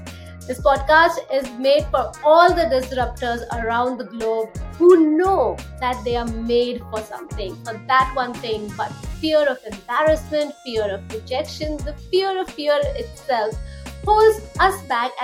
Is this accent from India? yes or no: yes; India; moved away; my home country, India